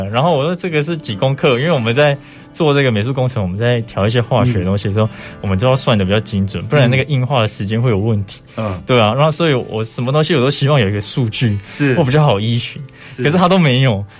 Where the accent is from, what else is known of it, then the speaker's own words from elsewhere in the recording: Zhongliao, Nantou County, Taiwan; moved away; 从小在那边长大，